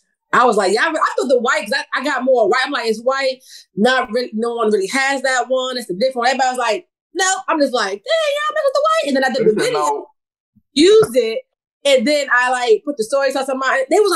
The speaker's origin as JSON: {"language": "English", "town": "New York City", "region": "New York", "country": "United States", "tie": "born or raised there", "lives_now": "Virginia, United States", "said": "I grew up in New York City. I'm from New York. I was born and raised in New York City. I lost my accent a long time ago. I had it strong when I first joined the military."}